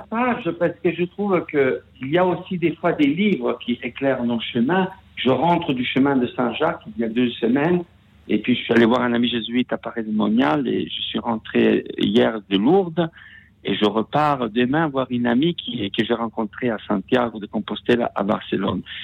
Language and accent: French; Rome, Lazio, Italy; French is a second language; moved away as an adult; now in France; je suis né à Rome un jour de Noël, que je vis en France depuis 30 ans